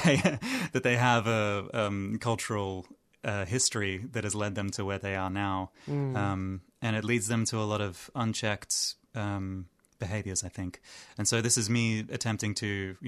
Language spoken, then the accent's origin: English; Yerevan, Armenia; now in Australia; I am Armenian. I was born in Yerevan